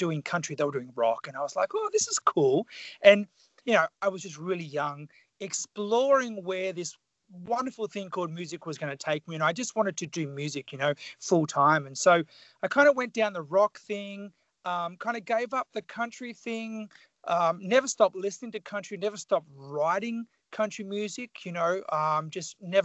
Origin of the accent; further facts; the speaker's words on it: Tasmania, Australia; moved away; So I grew up in Tasmania, which is the southern state of Australia. I grew up very country